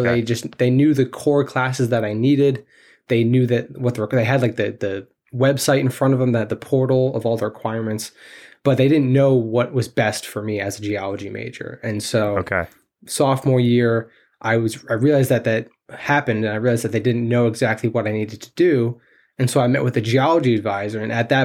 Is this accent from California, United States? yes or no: no; New York, United States; I am from New York, yes.